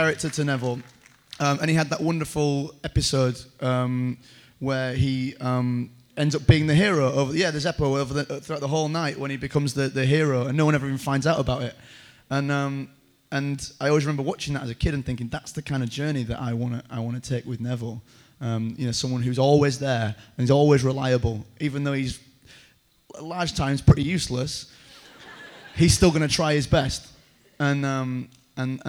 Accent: Yorkshire and the Humber, United Kingdom; I am from Yorkshire

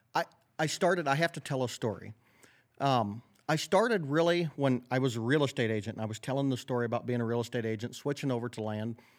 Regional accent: Northwest Iowa, United States; I grew up in Northwest Iowa

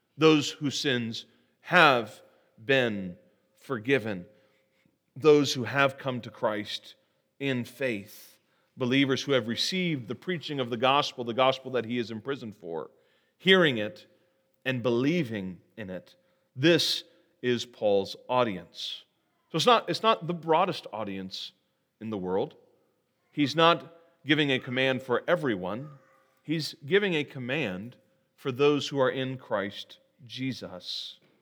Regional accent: Terre Haute, Indiana, United States; I'm from Terre Haute, and as I mentioned earlier this morning, uh, we are well known for our federal security prison

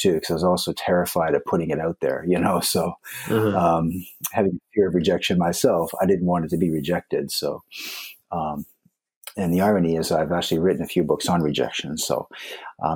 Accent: East Coast of Canada, Atlantic Canada, Canada; moved away as an adult; also born or lived in Vancouver; now in Japan; I'm actually from the East Coast of Canada.

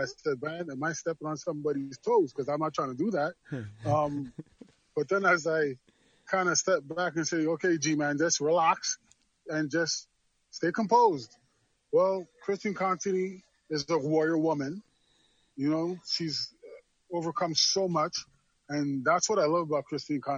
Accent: Montreal, Quebec, Canada; moved away as an adult; also born or lived in Trinidad / Dallas, Texas; now in Toronto, Canada; I was born in Trinidad, grew up in Montreal, Canada.

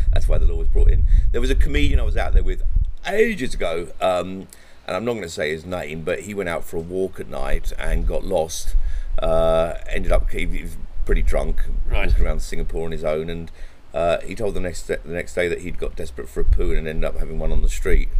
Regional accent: England, United Kingdom; being white, being male, being British, or even English

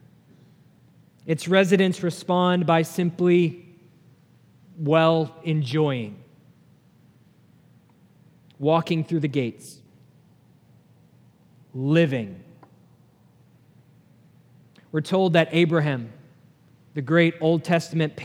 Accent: New Hampshire, United States; moved away; I grew up in New Hampshire

